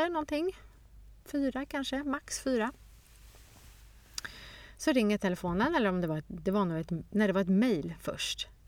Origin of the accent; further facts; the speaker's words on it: Stockholm, Stockholm County, Sweden; born there; Och även fast jag är född i Stockholm och pratade svenska så var det som att flyttat till ett helt nytt land.